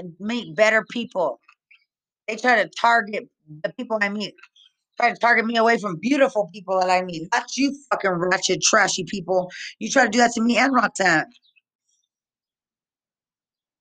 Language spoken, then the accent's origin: English; Lubbock, Texas, United States; I'm from Lubbock, Texas, but I was in the army.